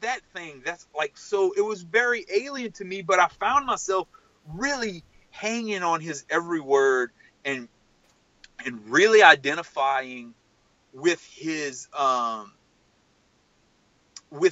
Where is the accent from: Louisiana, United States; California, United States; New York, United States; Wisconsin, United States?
Louisiana, United States; South; I'm from South Louisiana